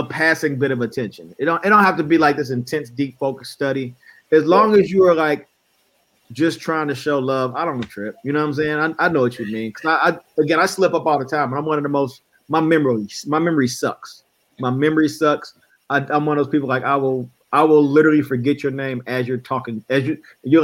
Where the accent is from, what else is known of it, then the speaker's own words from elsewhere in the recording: Midwest, United States; I'm from the Midwest